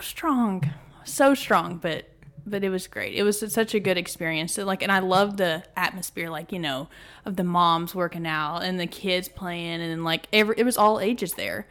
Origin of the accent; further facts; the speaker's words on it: Athens, Texas, United States; moved away as an adult; now in College Station, United States; I'm from Athens, Texas.